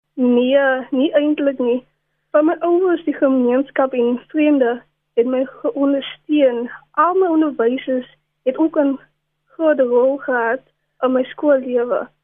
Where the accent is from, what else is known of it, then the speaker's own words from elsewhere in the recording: Cape Town, Western Cape, South Africa; ek het grootgeword in Wesbank